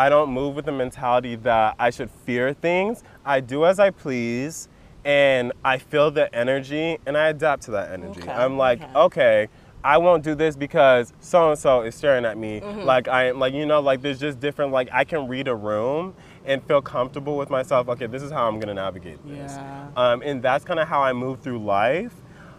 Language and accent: English; California, United States; I grew up in Orange County